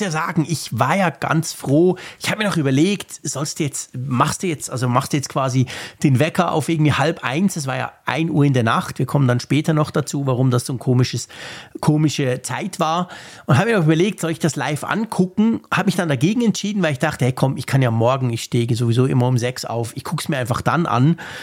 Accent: Switzerland; bei uns in der Schweiz

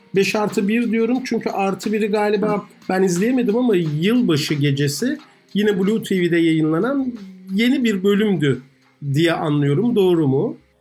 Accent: Ankara, Turkey; moved away; Yeni mahallede büyüdüm. Yeni mahallede Şentepe'nin eteklerindedir

